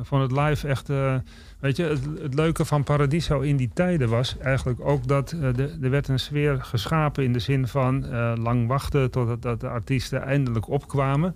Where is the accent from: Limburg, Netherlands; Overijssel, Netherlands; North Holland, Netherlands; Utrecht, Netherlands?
North Holland, Netherlands; Amsterdam; moved away as an adult; also born or lived in Czech Republic; ik ben opgegroeid in West. En West is in principe een nieuwbouwwijk.